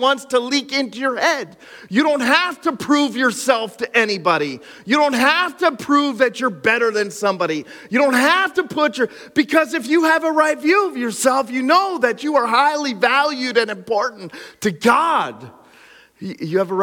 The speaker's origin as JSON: {"language": "English", "town": "Pine Grove", "region": "Pennsylvania", "country": "United States", "tie": "born or raised there", "said": "my hometown of Pine Grove"}